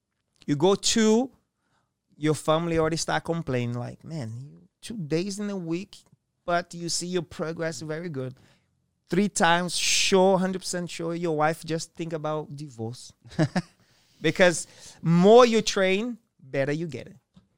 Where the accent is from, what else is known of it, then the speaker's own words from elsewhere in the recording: Japan; I'm from Japan.